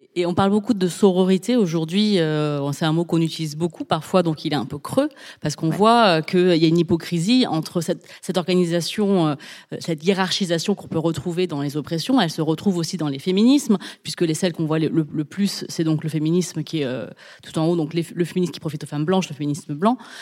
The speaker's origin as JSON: {"language": "French", "country": "France", "tie": "born or raised there", "said": "j'ai grandi donc en France avec énormément de blagues belges"}